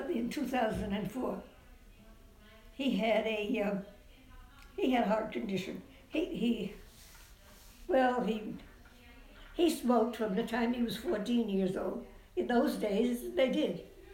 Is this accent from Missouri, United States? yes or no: no; Fall River, Massachusetts, United States; moved away as an adult; also born or lived in California; I grew up in Fall River, Massachusetts